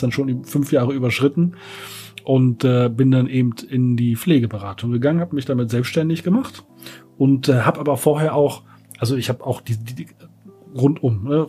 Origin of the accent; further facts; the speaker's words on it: Berlin, Germany; ich komme aus Berlin, bin hier geboren